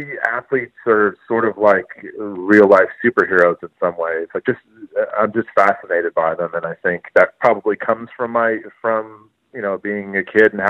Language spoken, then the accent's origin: English; Orange County, California, United States; also born or lived in Los Angeles, California; I was born in Los Angeles, and then my parents moved down to Orange County, just south, about an hour, when I was about two. So I mainly grew up in Orange County, California